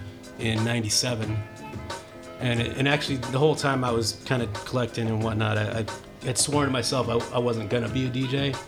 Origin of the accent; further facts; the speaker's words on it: Oakland, California, United States; also born or lived in Santa Cruz, California; As a young kid to like fifth grade in Oakland.